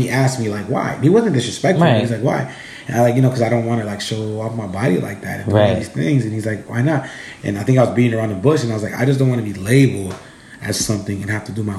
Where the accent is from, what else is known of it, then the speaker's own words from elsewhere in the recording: Los Angeles, California, United States; So that I'm from South Central.